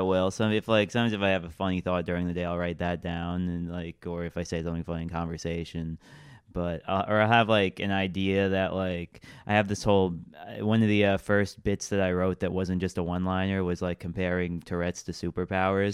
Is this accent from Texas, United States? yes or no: no; Long Island, New York, United States; moved away as an adult; now in Brooklyn, United States; I was from Long Island